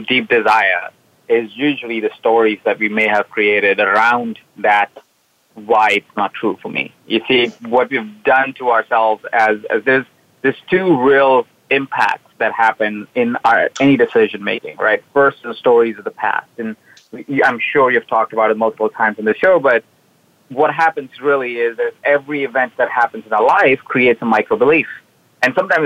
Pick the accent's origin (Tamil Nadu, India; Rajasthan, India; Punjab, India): Rajasthan, India; Jaipur; now in Los Angeles, United States; I was born in a small town in India called Jaipur.